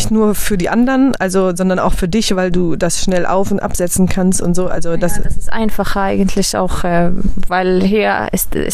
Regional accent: Germany; kann ich überall hingehen als Deutsche auch ohne Kopftuch.

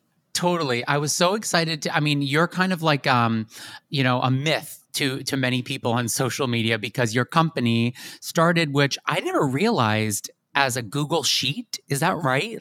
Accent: West Chester, Pennsylvania, United States; also born or lived in Catskills, New York; I'm from Chester County, so we're a county away. I'm from Westchester.

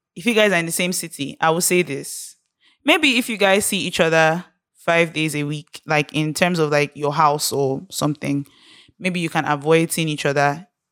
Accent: Nigeria; being Nigerian, growing up in Nigeria

